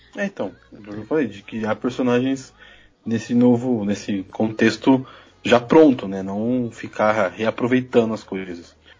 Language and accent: Portuguese; São Paulo, Brazil; Sou de São Paulo